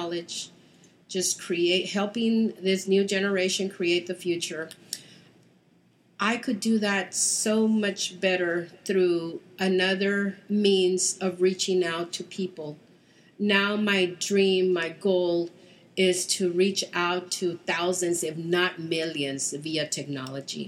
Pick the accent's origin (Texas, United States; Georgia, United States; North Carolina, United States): Texas, United States; Houston; I am from Texas, Houston